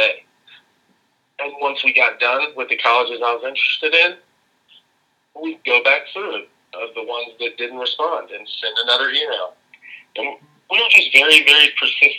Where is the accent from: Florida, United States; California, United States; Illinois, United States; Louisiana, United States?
Louisiana, United States; Lafayette; I'm originally from Lafayette, Louisiana. I went to Acadiana High School